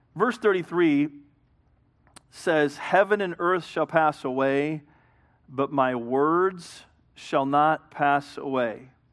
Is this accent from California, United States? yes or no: yes; Hemet, California, United States; I was raised in Hemet.